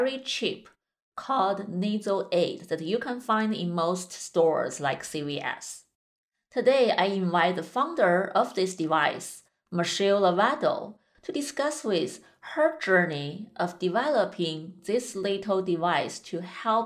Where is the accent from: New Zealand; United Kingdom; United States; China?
China; moved away; I grew up in China